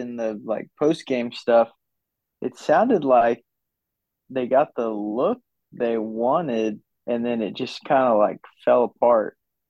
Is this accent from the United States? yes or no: yes; Arkansas, United States; where are you from? I said, Arkansas.